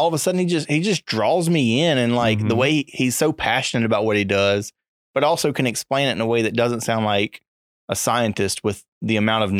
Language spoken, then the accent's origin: English; Winnsboro, Louisiana, United States; It's being from Winsboro like I am.